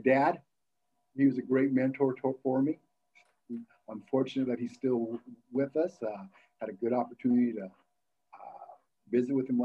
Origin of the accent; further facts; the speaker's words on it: Battle Ground, Washington, United States; also born or lived in Monmouth, Oregon; We moved to Battleground, and you know, growing up in Battleground in the 70s, it was a very, very special place